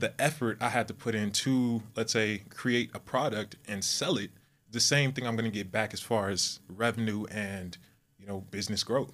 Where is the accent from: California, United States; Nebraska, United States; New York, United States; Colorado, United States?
California, United States; Southern; moved away as an adult; now in Texas, United States; I'm from California, Southern California, mm-hmm. uh, born and raised, and now I am located in Texas